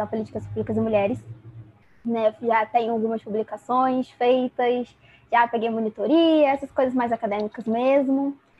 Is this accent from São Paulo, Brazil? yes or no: no; interior of Rio de Janeiro, Brazil; eu sou do Rio de Janeiro, do interior do Rio de Janeiro.